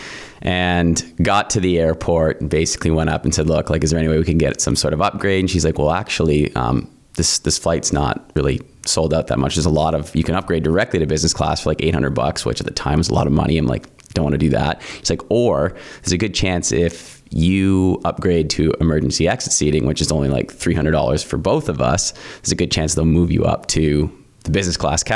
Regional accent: St. Catharines, Ontario, Canada; also born or lived in Lion's Head, Ontario; I grew up there, moved to Niagara when I was about 10 years old, and grew up in the Welland St. Catharines area

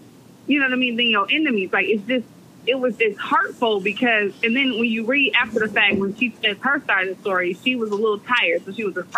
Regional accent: Milwaukee, Wisconsin, United States; moved away as an adult; now in Dallas, United States; We're from Milwaukee

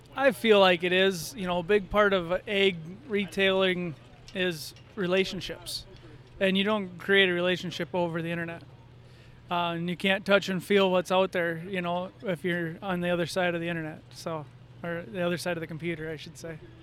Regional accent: Atwater, Minnesota, United States; I'm from Atwater, Minnesota

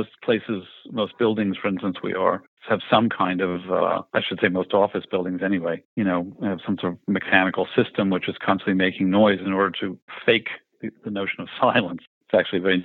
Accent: New York, United States; I grew up in Greenwich Village in New York

